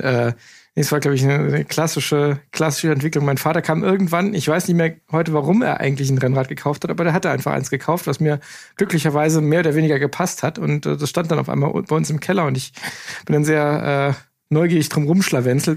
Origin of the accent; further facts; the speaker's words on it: Eifel, Germany; ist ja bei uns in der Eifel in der Nachbarschaft